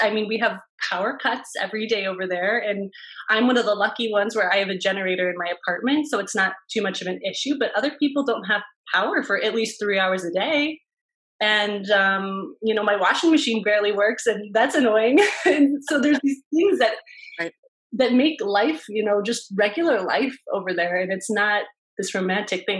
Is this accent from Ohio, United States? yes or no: yes; Cleveland, Ohio, United States; I'm from Cleveland and I went to Case Western for my undergrad